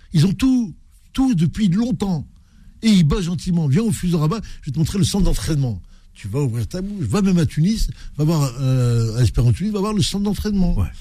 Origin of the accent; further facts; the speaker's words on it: Algeria; chez nous en Algérie